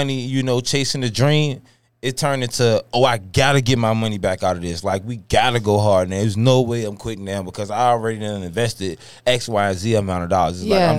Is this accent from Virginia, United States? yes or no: yes; Richmond, Virginia, United States; I'm originally from Richmond, Virginia.